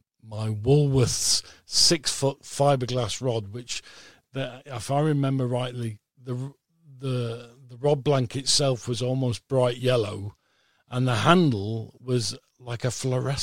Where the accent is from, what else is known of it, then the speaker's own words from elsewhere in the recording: Cheshire, North West England, United Kingdom; I'm originally from Cheshire.